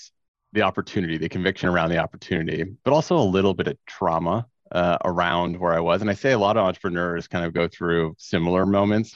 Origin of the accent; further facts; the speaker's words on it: Orlando, Florida, United States; moved away as an adult; also born or lived in New York; I grew up in Orlando, Florida.